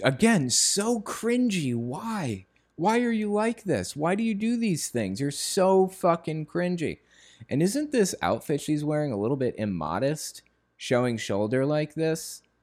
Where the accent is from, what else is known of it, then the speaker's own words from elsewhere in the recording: Connecticut, United States; moved away; also born or lived in West Virginia; I grew up in the Northeast, like, in Connecticut.